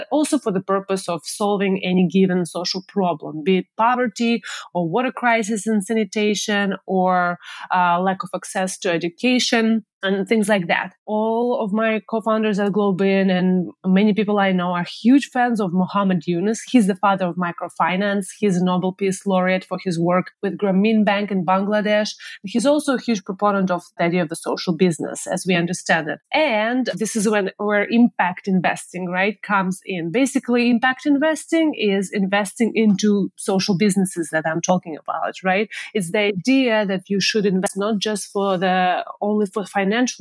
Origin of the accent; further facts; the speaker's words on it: Moscow, Russia; now in San Francisco, United States; my hometown in Moscow, Russia